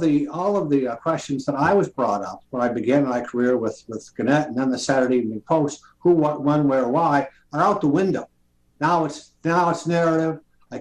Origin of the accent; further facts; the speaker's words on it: New York, United States; New York, my home state